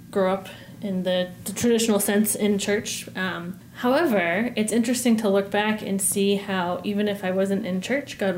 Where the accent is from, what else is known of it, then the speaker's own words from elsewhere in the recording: Massachusetts, United States; also born or lived in Maine; My dad was in the Navy when I was little, so I was born in Maine, um, and then my brother was born in Maryland and we lived in Massachusetts um, while my dad was on sea duty.